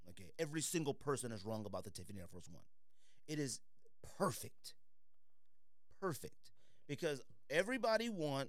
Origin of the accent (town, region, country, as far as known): Arizona, United States